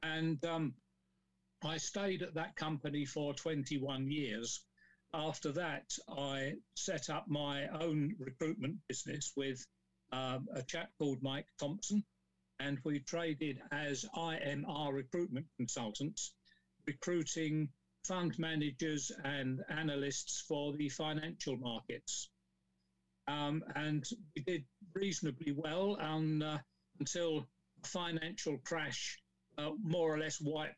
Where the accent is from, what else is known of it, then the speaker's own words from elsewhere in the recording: London, United Kingdom; now in Kent, United Kingdom; I was born in South London in a place called Forest Hill, the main part of my education was at Brockley County Grammar School for Boys